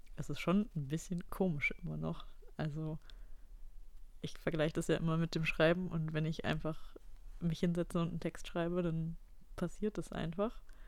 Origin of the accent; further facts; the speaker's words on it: Ratingen, North Rhine-Westphalia, Germany; moved away; in meinem Heimatdorf in Ratingen